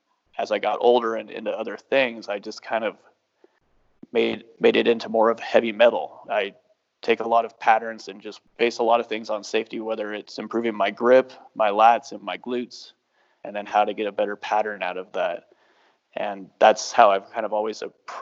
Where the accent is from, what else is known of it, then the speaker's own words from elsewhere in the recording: United States; moved away as an adult; also born or lived in Ireland; growing up in the United States